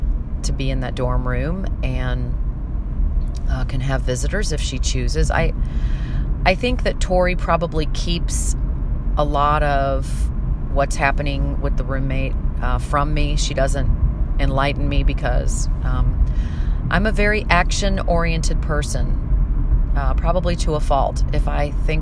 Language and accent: English; St. Louis, Missouri, United States; moved away; I recently flew back to St. Louis, which is my hometown